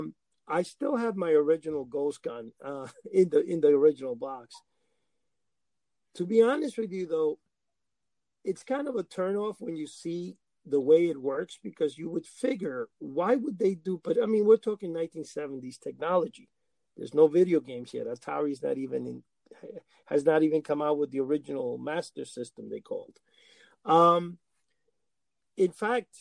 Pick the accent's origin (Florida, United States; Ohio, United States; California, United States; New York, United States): New York, United States; New York City; also born or lived in Cuba; In New York City, where I grew up in Washington Heights